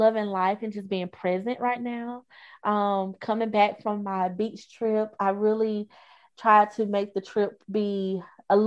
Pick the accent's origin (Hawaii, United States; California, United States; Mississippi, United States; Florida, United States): Mississippi, United States; Hattiesburg; in Mississippi, people here, like where I'm from, Hattiesburg, is very family oriented